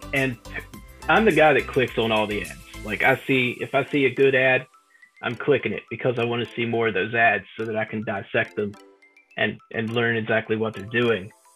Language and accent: English; West Virginia, United States; I grew up in a small town in the backwoods of West Virginia